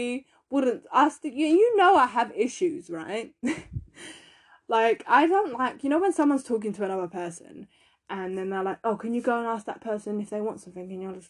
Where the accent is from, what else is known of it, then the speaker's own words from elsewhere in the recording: London, United Kingdom; also born or lived in Essex; because I moved from East London to a different part of East London, but it's in Essex.